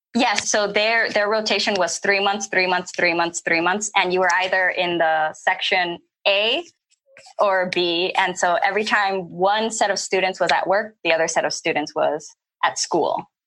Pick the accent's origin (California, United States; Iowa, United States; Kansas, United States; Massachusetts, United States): California, United States; moved away as an adult; also born or lived in Flint, Michigan; I'm originally from California